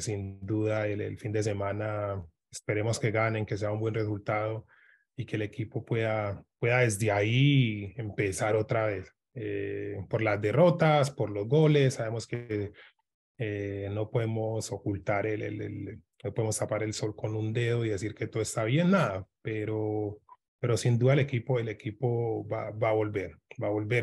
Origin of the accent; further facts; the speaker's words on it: Medellín, Antioquia, Colombia; moved away; yo soy de Medellín, él vive un poquito más lejos de, de donde yo me crié